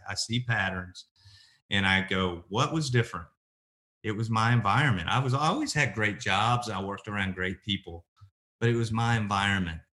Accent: Oklahoma City, Oklahoma, United States; also born or lived in Lawton, Oklahoma; now in Nashville, United States; I grew up in Oklahoma, born and raised, and, uh, born in Lawton, Oklahoma, raised in Oklahoma City

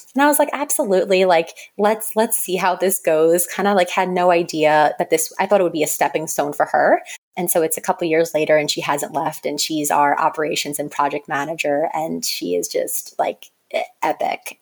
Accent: Long Island, New York, United States; also born or lived in North Carolina; now in New York City, United States; I grew up on Long Island in New York, which is suburbs

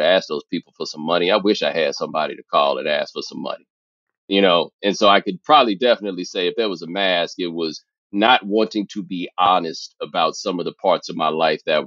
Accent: Houston, Texas, United States; I grew up in Houston

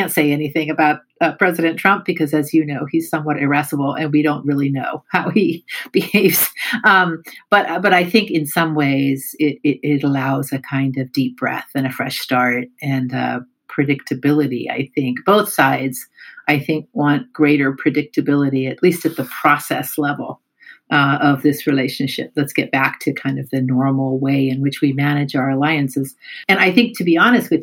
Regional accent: United States; As an American sitting here

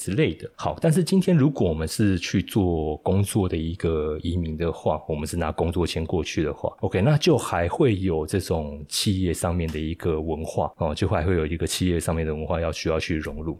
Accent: Taiwan; 身为台湾人，我们也蛮与有荣焉的哦，生活在这块土地上，我觉得，诶，真的不错。因为这样自己住起来这么多年，三十几年了

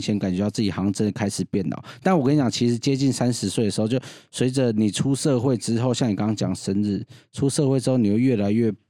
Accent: Yingge, New Taipei, Taiwan; 我是桃园的隔壁英哥

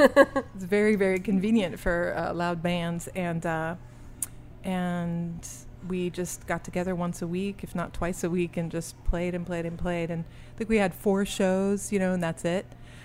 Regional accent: Belgium; born there; also born or lived in Singapore / Chicago, United States; Well, I'm a hybrid. I was born in Belgium. I lived in Singapore 9 years, but my mom's American, so we moved back to Belgium, then we moved to Chicago.

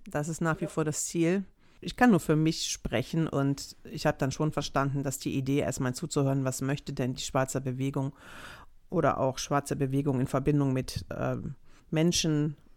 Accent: Greece; ich bin Grieche, ne?

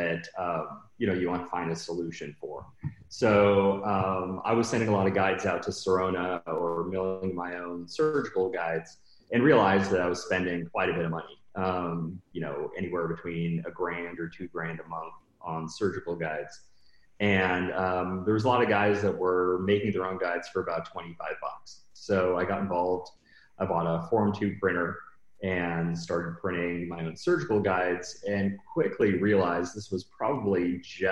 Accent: Seattle, Washington, United States; now in Los Angeles, United States; I'm originally from Seattle, Washington, kind of grew up there and moved to LA shortly after. And I've been in LA ever since.

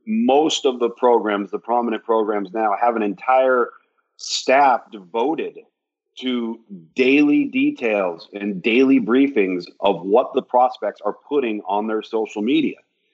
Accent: West Coast, United States; I'm from the West Coast, so if I didn't go to UCLA's camp or USC's camp or San Diego State's camp, you might not have gotten seen.

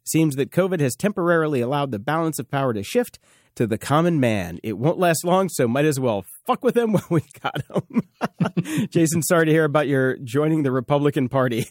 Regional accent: the South, United States; I grew up in the South

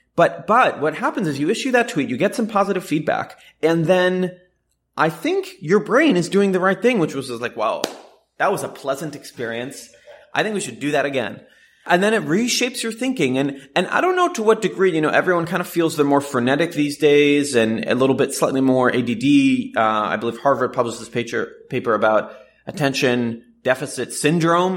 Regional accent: Jerusalem, Jerusalem District, Israel; moved away as an adult; now in Silicon Valley, United States; I was born in Jerusalem to an Orthodox Jewish family, and I came out to Silicon Valley to start a company really on a whim.

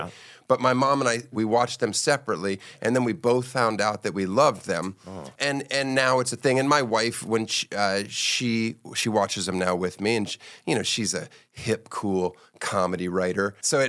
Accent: Germany; born there; I was born in Germany because

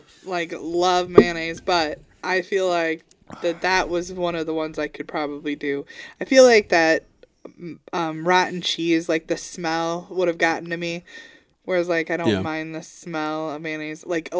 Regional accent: Peoria, Illinois, United States; I grew up in Peoria.

